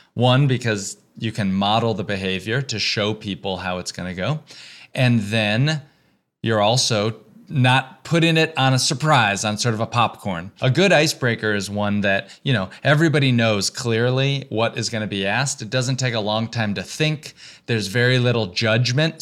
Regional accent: the South, United States; moved away as an adult; also born or lived in Texas / Georgia / North Carolina; now in New York, United States; I grew up in the South, in Texas and Georgia

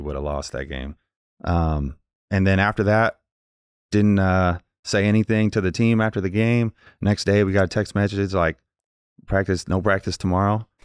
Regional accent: Indiana, United States; I'm from Indiana

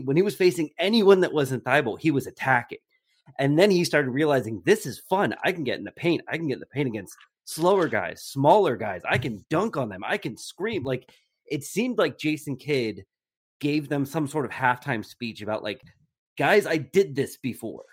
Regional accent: New Jersey, United States; moved away; I grew up in New Jersey

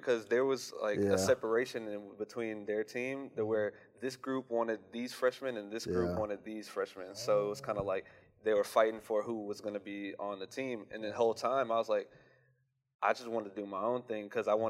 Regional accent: Houston, Texas, United States; from Houston, Texas.

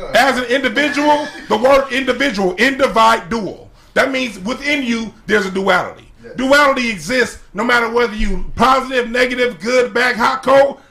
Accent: Los Angeles, California, United States; where I grew up on Crenshaw Rodeo

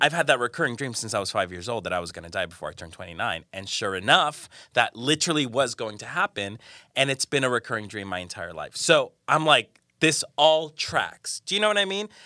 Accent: Colombia; moved away; I'm from Colombia, I'm from South America.

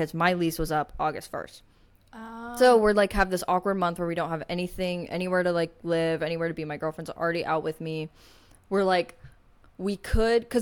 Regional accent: Springfield, Missouri, United States; I am from Springfield, Missouri

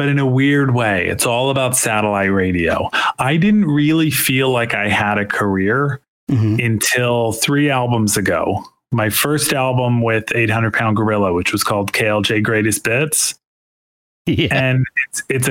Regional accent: United States; I'm American

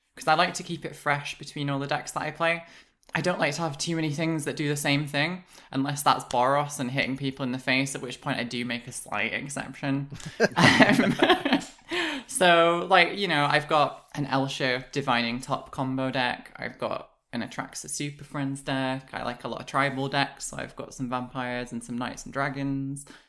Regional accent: United Kingdom; I'm British

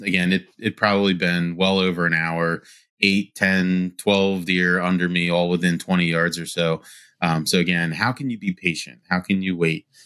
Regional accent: Wilmington, Delaware, United States; born and raised in Wilmington, Delaware.

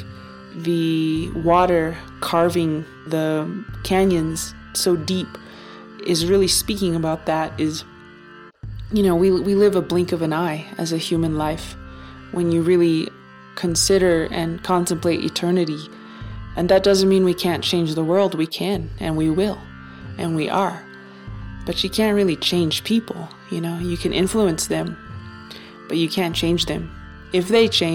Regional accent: Taos, New Mexico, United States; now in Santa Fe, United States; Taos, New Mexico, my hometown

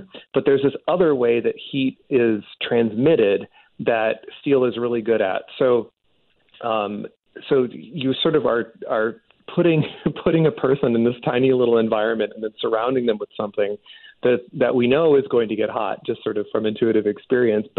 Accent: Chicago, Illinois, United States; moved away; also born or lived in Arizona; I grew up in Chicago in the U.S., and it's cold there in the winter, and it's real hot there in the summer

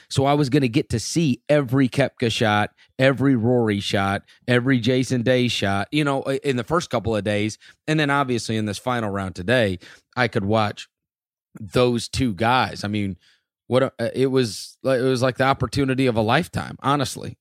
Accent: Memphis, Tennessee, United States; my hometown

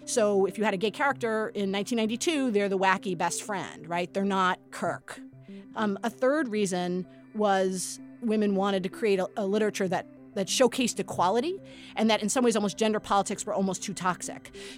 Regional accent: New York City, New York, United States; I grew up in Brooklyn.

